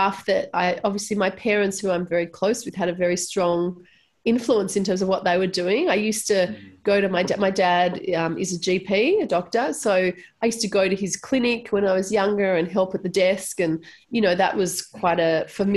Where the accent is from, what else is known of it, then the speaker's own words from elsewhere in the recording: Melbourne, Victoria, Australia; I was born in Melbourne and born and raised in Melbourne